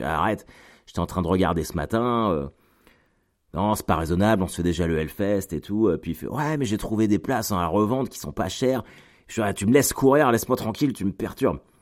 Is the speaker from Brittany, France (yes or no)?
no; Caen, Normandy, France; chez moi à Caen